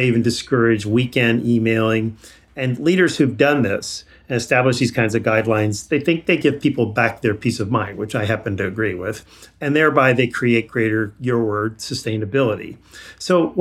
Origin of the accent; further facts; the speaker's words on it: Long Island, New York, United States; moved away; When I was growing up, I grew up in Long Island and my dad worked in New York City.